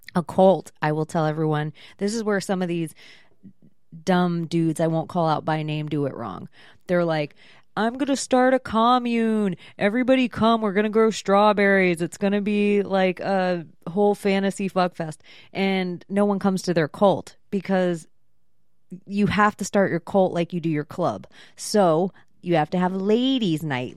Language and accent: English; Florida, United States; I am from Florida. My mom's from Florida.